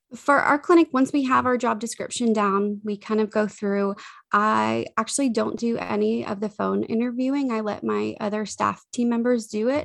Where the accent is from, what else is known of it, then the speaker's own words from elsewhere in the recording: the South, United States; we are from the South